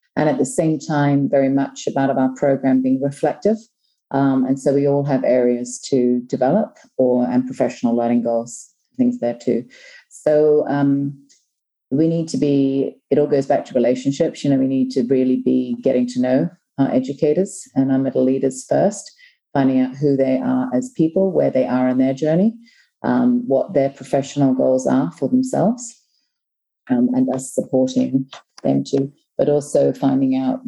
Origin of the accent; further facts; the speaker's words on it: Hong Kong; also born or lived in New Zealand; now in Thailand; As a person, I am originally from New Zealand, but was raised in Hong Kong. I did all my primary and secondary school in Hong Kong, and have worked throughout the Asia Pacific region, so Hong Kong, China, Vietnam, and now Thailand.